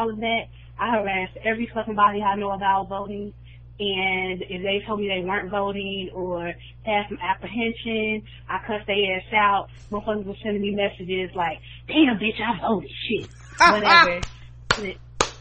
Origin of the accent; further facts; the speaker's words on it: Chicago, Illinois, United States; I'm from Chicago